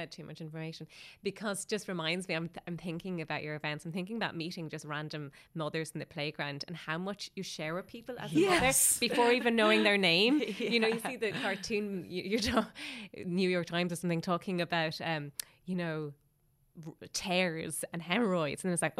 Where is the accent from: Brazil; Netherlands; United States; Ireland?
Ireland; Galway, Connacht; See, that's just what I was going to bring up, because I'm from Galway.